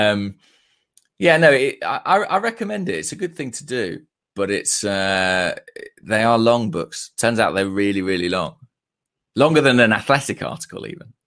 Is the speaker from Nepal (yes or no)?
no; Watford, East of England, United Kingdom; Watford. Um, it's my hometown club